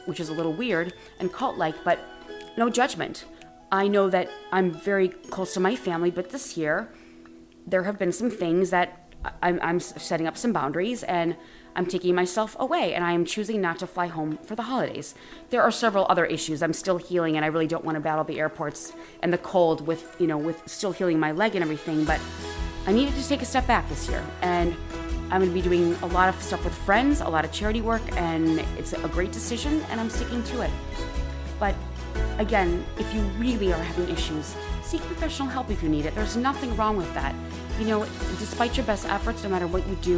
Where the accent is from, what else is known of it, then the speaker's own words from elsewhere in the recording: Wisconsin, United States; now in Los Angeles, United States; I'm originally from Wisconsin